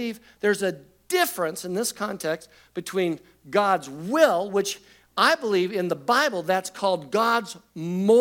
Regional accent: Covina, California, United States; I'm graduating from Covina High School

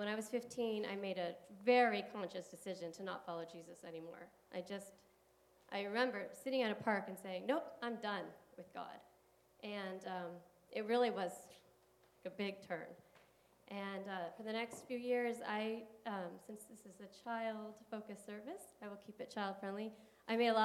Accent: San Gabriel Valley, California, United States; also born or lived in San Diego, California; I grew up in the San Gabriel Valley

